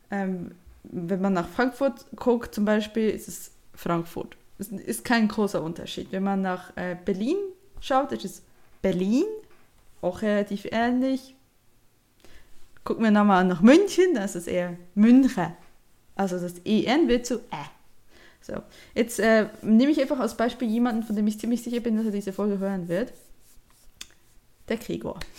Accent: Bern, Switzerland; Dann machen wir weiter, wo komme ich denn her? Ich komme ursprünglich aus dem Ami Emmental.

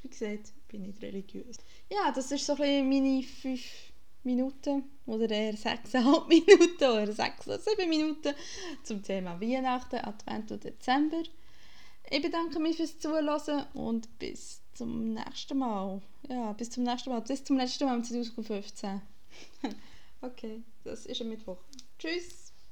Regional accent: Bern, Switzerland; moved away as an adult; now in Germany; wo ich herkomme, Kanton Bern

